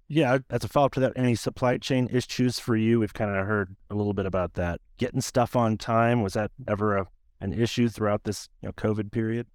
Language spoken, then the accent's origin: English; Des Moines, Iowa, United States; my hometown of Des Moines, Iowa